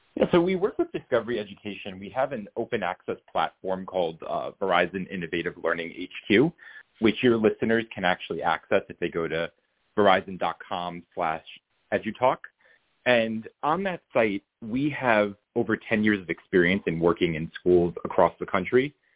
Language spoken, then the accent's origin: English; New York, United States; also born or lived in Boston; I'm not from Boston. I'm from New York, but I went to college in Boston